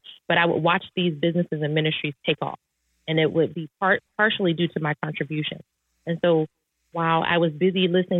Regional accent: Detroit, Michigan, United States; I grew up in Detroit, Michigan

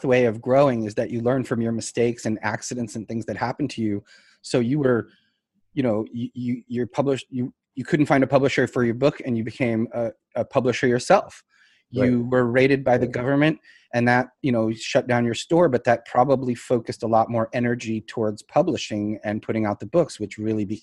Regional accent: Russia; I was born in Russia

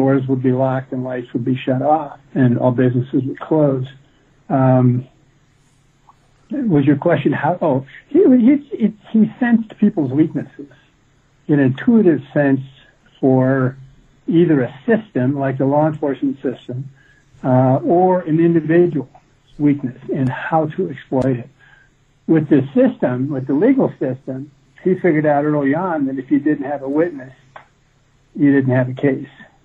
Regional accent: Midwest, United States; I grew up in the Midwest

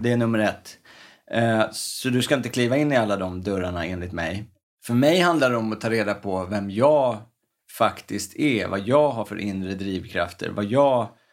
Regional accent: Stockholm, Stockholm County, Sweden; uppväxten i Örnsberg, där jag växte upp

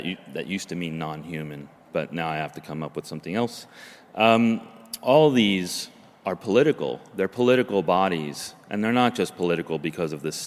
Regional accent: New Jersey, United States; moved away as an adult; now in Oregon, United States; the place that I grew up in New Jersey, in the swamplands, Pine Barrens

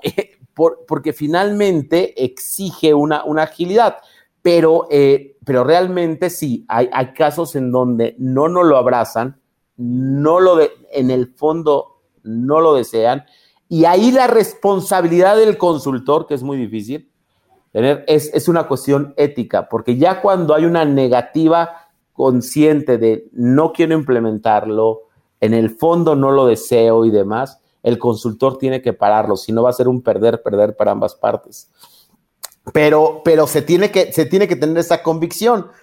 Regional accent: Mexico; a los eh, mexicanos

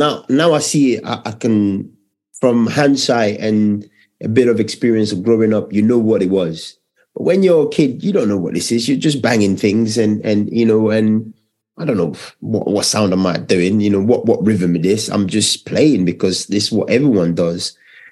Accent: London, United Kingdom; also born or lived in Cameroon / Dagenham; I grew up in East London, but I was born in Cameroon.

